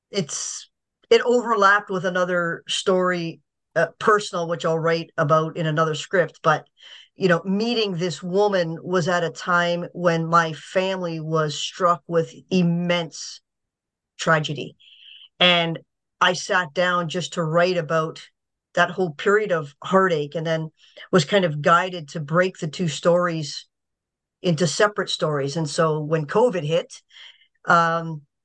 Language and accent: English; Niagara Falls, Ontario, Canada; I was born and raised in Niagara